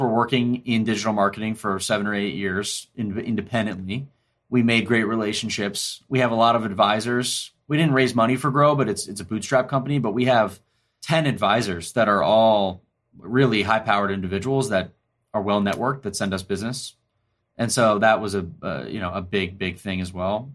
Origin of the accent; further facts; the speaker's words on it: Ormond Beach, Florida, United States; moved away as an adult; also born or lived in Washington, D.C. / San Francisco; I grew up in Ormond Beach, Florida, which is a suburb just outside of Daytona Beach.